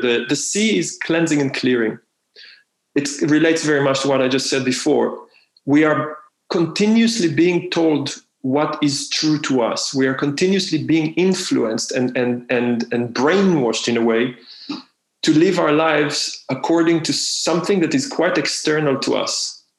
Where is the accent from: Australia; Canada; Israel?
Israel; moved away; I'm from Israel